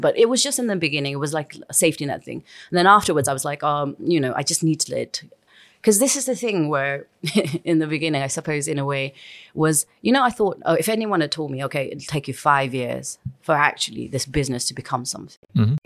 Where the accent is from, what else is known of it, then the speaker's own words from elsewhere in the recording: Kathmandu, Bagmati, Nepal; moved away; I'm from Kathmandu